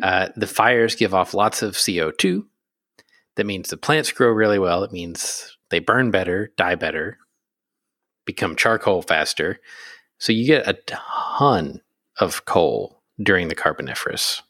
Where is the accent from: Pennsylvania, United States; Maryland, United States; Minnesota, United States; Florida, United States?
Pennsylvania, United States; I'm from Pennsylvania.